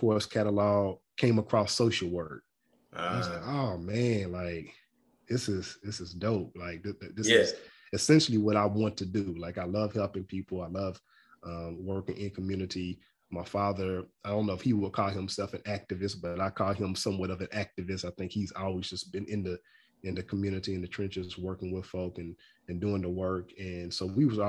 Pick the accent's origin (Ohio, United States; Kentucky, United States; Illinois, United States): Kentucky, United States; Louisville; moved away as an adult; now in Nashville, United States; I'm originally from Louisville, Kentucky, born and raised in Louisville, Kentucky